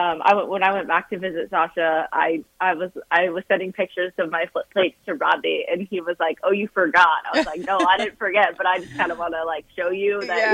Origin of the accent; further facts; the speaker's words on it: Boston, Massachusetts, United States; moved away; I'm from Boston and my entire extended family lives in Boston.